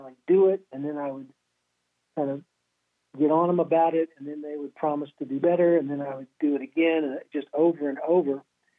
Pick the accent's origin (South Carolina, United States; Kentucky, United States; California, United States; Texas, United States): Kentucky, United States; Lexington; Yeah, you know, I grew up in Lexington, Kentucky. My family was, my dad was Navy for 20 years. We moved around until I was about 12. And then we returned back to my parents' home, which is Kentucky.